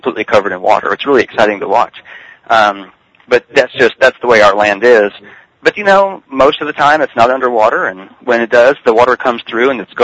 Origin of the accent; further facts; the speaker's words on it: Richardson, Texas, United States; also born or lived in McKinney, Texas; now in East Texas, United States; I was brought up in Richardson, which is a Dallas suburb